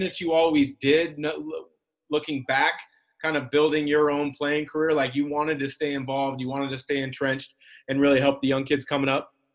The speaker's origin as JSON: {"language": "English", "town": "Portland", "region": "Oregon", "country": "United States", "tie": "born or raised there", "said": "I grew up in the Portland area"}